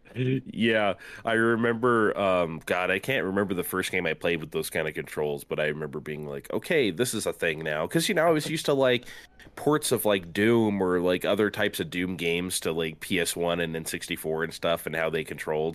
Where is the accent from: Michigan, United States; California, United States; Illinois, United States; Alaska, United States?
California, United States; San Diego; I grew up in San Diego